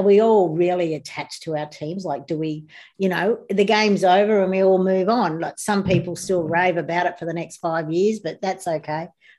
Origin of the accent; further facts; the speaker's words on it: New South Wales, Australia; now in Queensland, Australia; I was born in New South Wales, but I lived in Queensland. I moved up here in 1977.